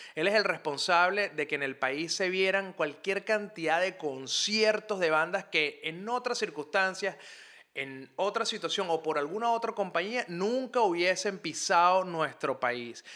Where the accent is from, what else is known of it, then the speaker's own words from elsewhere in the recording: Caracas, Capital District, Venezuela; Montalbán, que es de donde yo vengo, una zona al oeste de Caracas